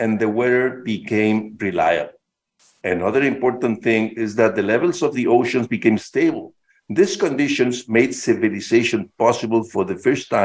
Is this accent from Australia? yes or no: no; Mexico City, Mexico; I was born and raised in Mexico City, a very large city, as you know.